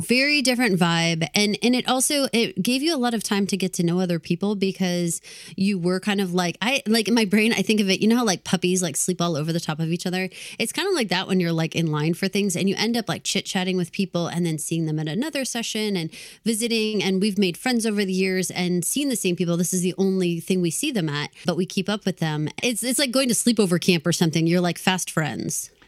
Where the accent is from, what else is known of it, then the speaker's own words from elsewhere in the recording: Texas, United States; also born or lived in Massachusetts; I'm from Texas